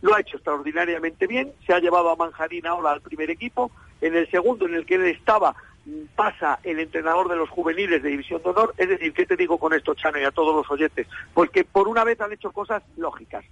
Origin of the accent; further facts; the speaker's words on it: A Coruña, Galicia, Spain; aquí en Coruña